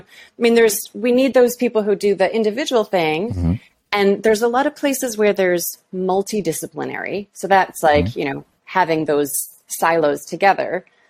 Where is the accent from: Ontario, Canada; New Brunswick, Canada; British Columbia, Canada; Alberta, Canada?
Ontario, Canada; Toronto; moved away as an adult; also born or lived in Halifax, Canada / Havana, Cuba / Paris, France / Nice, France; I'm originally from Toronto, where I live now.